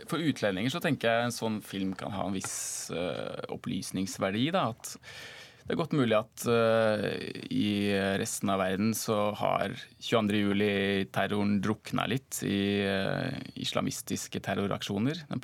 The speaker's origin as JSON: {"language": "Norwegian", "country": "Norway", "said": "Som nordmann da, eller fra et norsk perspektiv"}